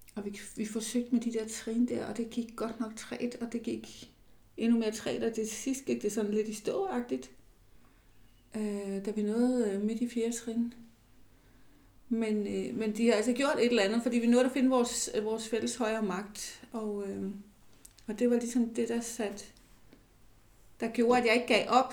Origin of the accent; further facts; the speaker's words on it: Falster, Zealand, Denmark; Jeg er vokset op nede på Falster